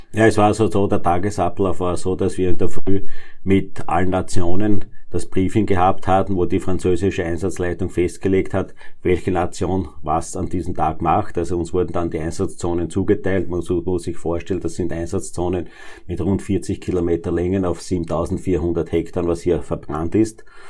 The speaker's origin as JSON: {"language": "German", "area": "Neunkirchen District", "region": "Lower Austria", "country": "Austria", "said": "Ich komme aus dem Bezirk Neunkirchen"}